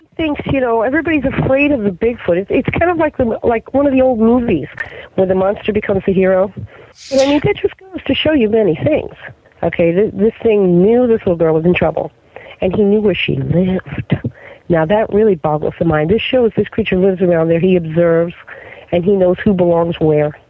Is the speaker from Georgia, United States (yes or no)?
no; New Jersey, United States; now in Florida, United States; I am from New Jersey. Okay, and in New Jersey, when I was a kid